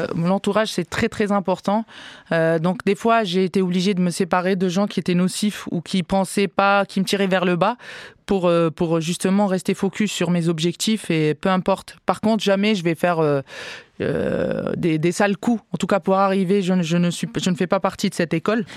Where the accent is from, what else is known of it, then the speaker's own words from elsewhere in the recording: Algiers, Algiers Province, Algeria; also born or lived in Canada; now in France; dans mon quartier, euh, là où j'ai grandi, à Babzouar, à Alger